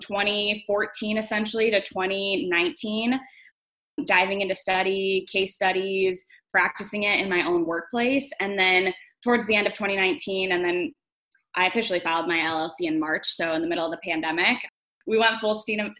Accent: Tucson, Arizona, United States; moved away as an adult; now in Chicago, United States; I'm actually from Tucson, Arizona, born and raised Tucsonan

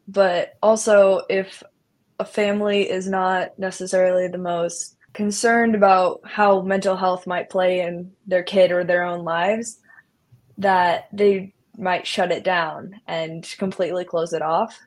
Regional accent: Iowa, United States; I'm from Iowa

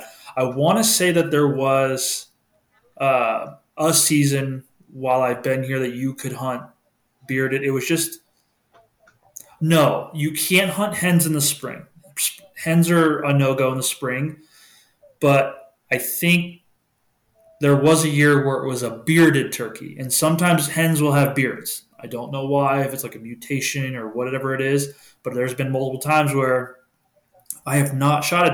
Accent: New England, United States; moved away; growing up in New England

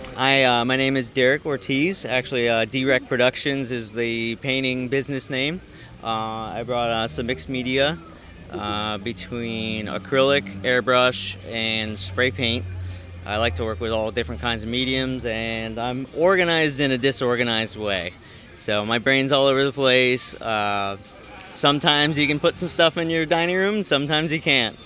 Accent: New York, United States; moved away as an adult; now in Allentown, United States; I'm originally from New York

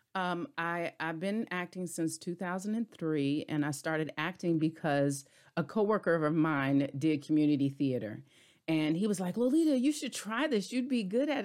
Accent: Hampton Roads, Virginia, United States; moved away; also born or lived in DMV area; I'm originally from Tidewater area, so Hampton Roads, Virginia, a native Virginian.

